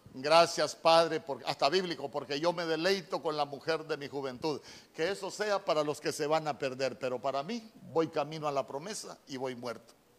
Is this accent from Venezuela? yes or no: no; El Salvador; moved away; cuando me vine de mi tierra El Salvador